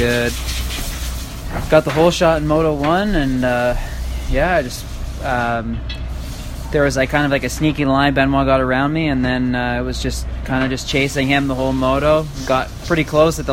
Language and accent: English; East Coast, United States; I'm from the East Coast